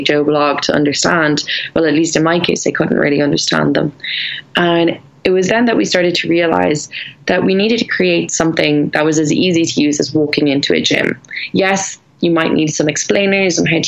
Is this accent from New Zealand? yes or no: no; Ireland; I'm Irish